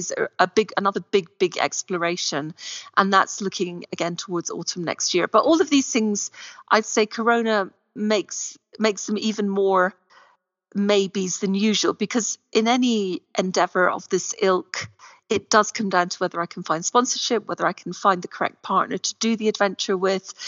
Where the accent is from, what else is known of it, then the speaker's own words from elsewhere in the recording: Scotland, United Kingdom; now in Morocco; I am Scottish